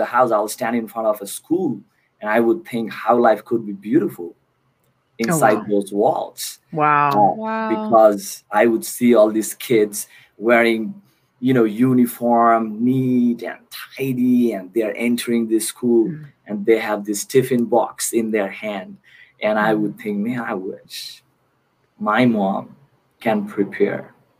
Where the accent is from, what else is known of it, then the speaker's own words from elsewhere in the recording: Kolkata, West Bengal, India; moved away; Born and raised in Kolkata, India